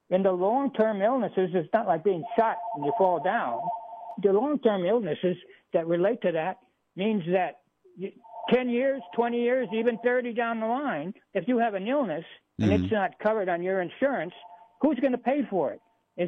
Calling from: Hamilton Field, Northern California, United States; I'm calling from Hamilton Field in Northern California

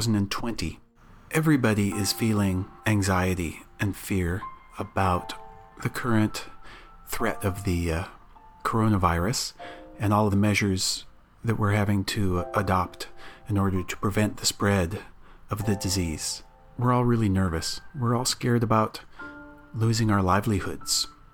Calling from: Menlo Park, California, United States; I'm calling in from Menlo Park, California

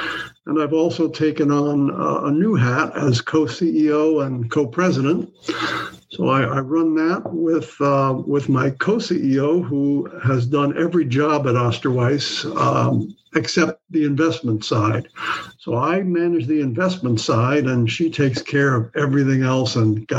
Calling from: San Francisco, California, United States; I'm calling in from San Francisco

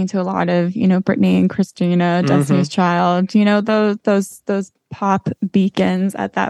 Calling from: Los Angeles, California, United States; also born or lived in Florida; I am calling from Los Angeles, where I'm currently living

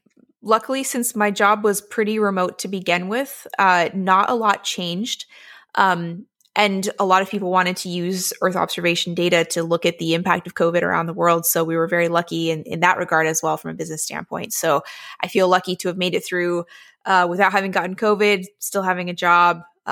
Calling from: Washington, District of Columbia, United States; I am in Washington, D.C., right near the Capitol.

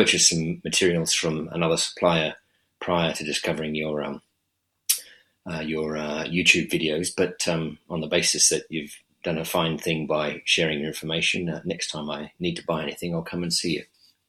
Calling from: Canberra, Australian Capital Territory, Australia; I'm calling from Canberra.

